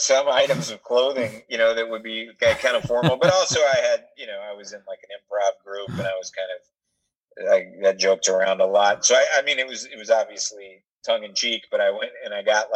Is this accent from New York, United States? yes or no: no; Atlanta, Georgia, United States; I grew up in Atlanta. You know, I was in a member of a country club in Atlanta, Georgia